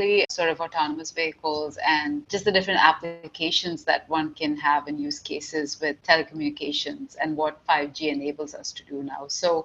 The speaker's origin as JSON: {"language": "English", "region": "Dubai", "country": "United Arab Emirates", "tie": "born or raised there", "moved": "as an adult", "lives_now": "Canada", "said": "I grew up in Dubai, and I came to Canada when I was fairly young. So I came to Canada for my bachelor's degree at McMaster University"}